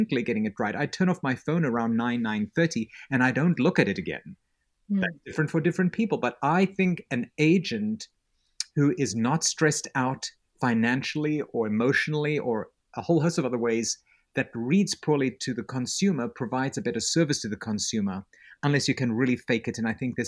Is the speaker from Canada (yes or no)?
no; South Africa; And I have this accent. I grew up in South Africa. It almost sounds British. It's probably got a little bit more Yiddish than British in it, but it's okay.